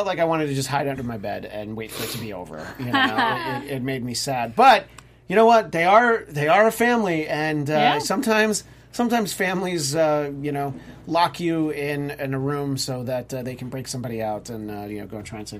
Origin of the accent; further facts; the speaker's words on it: New York, United States; I'm from New York. I can vouch for that.